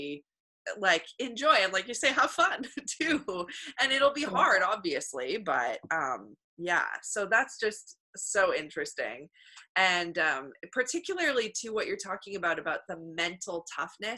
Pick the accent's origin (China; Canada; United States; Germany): Canada; I know I'm Canadian